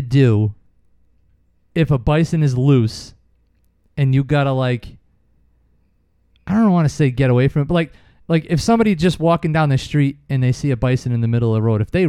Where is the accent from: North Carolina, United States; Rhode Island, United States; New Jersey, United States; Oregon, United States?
Rhode Island, United States; East Providence; we grew up in East Providence, like a residential city kind of neighborhood.